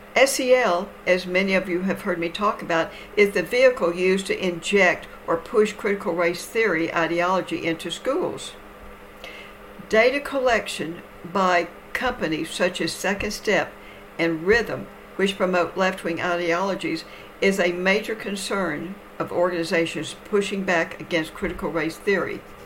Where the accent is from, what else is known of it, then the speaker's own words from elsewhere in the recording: Texas, United States; my home state of Texas